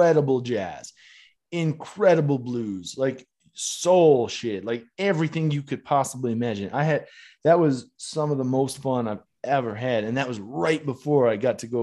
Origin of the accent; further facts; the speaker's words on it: Canada; I'm from Canada